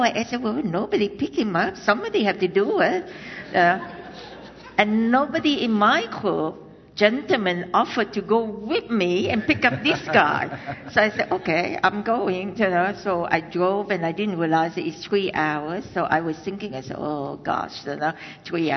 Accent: Vietnam; moved away; I was born in Vietnam, in the South Vietnam, and that it was in 1968.

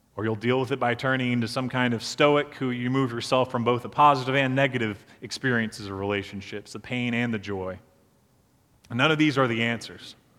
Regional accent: Beaufort, South Carolina, United States; So I grew up in Beaufort, South Carolina, and one of the landmarks of our town is the drawbridge downtown

